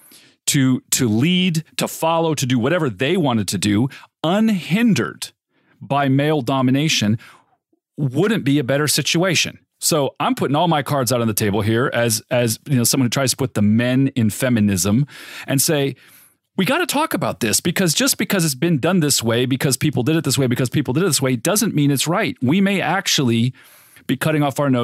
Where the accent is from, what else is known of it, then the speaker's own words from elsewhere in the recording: Riverside, California, United States; I grew up in Riverside, California